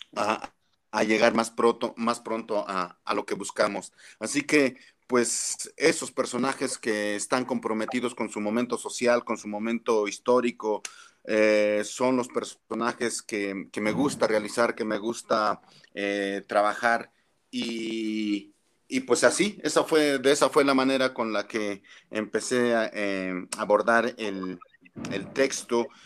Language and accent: Spanish; Mexico; como mexicanos